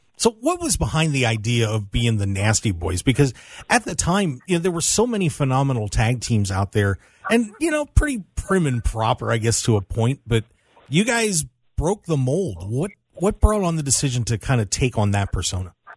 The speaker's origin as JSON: {"language": "English", "region": "South Central Pennsylvania", "country": "United States", "said": "I'm from South Central Pennsylvania myself"}